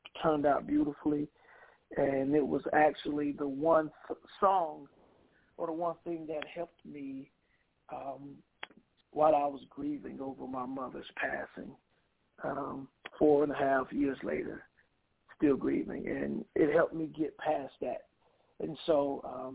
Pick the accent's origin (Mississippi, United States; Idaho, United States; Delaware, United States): Mississippi, United States; now in Milwaukee, United States; my hometown in Mississippi